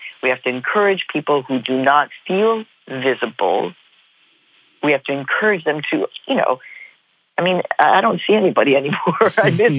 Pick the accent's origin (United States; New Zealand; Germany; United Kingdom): United States; Chicago, Illinois; also born or lived in Mexico; I grew up in High Park, so some people might know it.